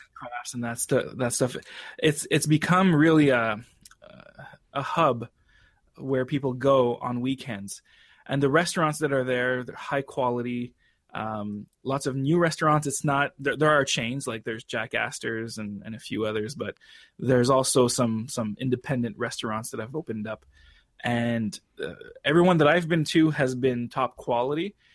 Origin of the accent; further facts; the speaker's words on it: Canada; as a Canadian